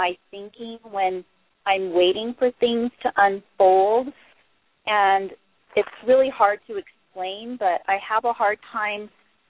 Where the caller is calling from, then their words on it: Colorado, United States; I'm calling from Colorado.